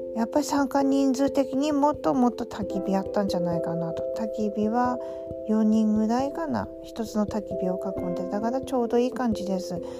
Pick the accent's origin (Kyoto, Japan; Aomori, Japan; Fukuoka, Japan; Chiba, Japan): Aomori, Japan; accent: Tsugaru dialect; now in Tokyo, Japan; 実は私も青森なんですよ、ということで、なぜか東京にお互い住みながら、こんな風に津軽弁が出てきたりとか